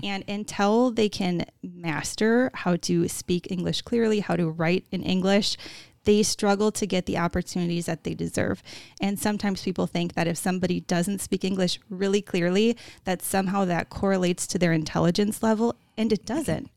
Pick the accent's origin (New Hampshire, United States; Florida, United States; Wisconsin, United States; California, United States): Wisconsin, United States; growing up in Wisconsin